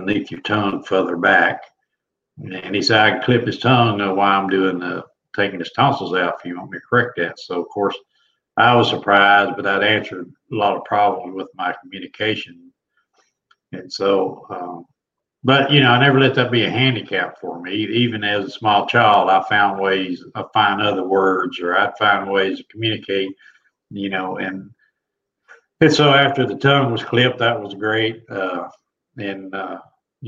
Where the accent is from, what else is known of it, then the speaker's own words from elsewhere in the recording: Oklahoma, United States; I'm from Oklahoma. I was born and raised.